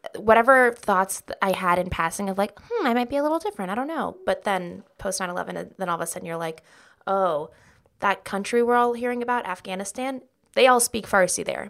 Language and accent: English; outside of LA, Southern California, United States; moved away as an adult; also born or lived in Texas; now in New York, United States; I was in Texas until I was, like, six, and I, like, moved with my mom for her job. She moved to California